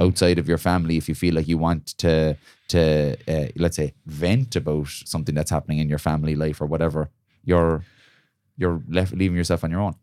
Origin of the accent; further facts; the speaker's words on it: Ireland; cultural thing for us as Irish people